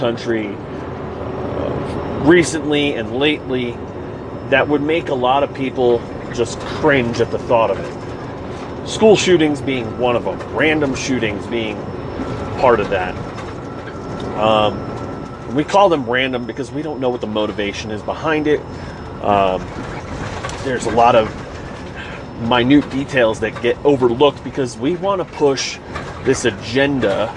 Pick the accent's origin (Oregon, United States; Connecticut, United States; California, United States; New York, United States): New York, United States; moved away as an adult; also born or lived in Texas / Kansas / Florida / Missouri; now in Colorado, United States; I'm originally from New York. I am now currently a resident in Colorado